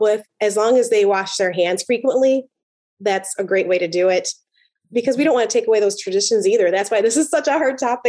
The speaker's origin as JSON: {"language": "English", "town": "Chicago", "region": "Illinois", "country": "United States", "said": "I'm from Chicago"}